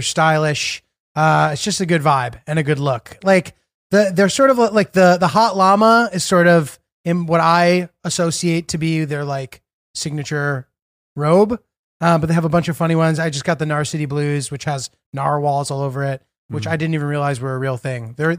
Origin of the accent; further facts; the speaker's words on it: Brooklyn, New York, United States; I mean, I'm like technically from Brooklyn originally. I do know Brooklyn fairly well